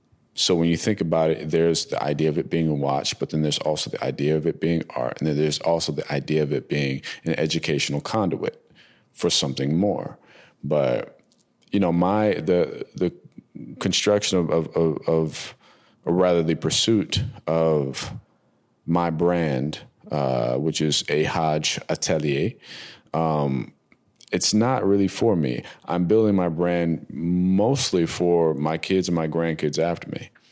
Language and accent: English; New Jersey, United States; also born or lived in North Carolina / Hawaii; They came back to the States to have my brother and I was born in North Carolina on the base out there. And then we moved from there to Kaneohe in Oahu, Hawaii. And then from Hawaii, we came to Jersey to relocate